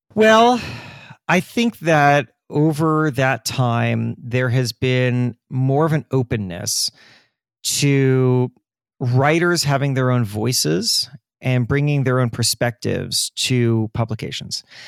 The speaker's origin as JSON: {"language": "English", "region": "Florida", "country": "United States", "tie": "born or raised there", "said": "I grew up in Florida"}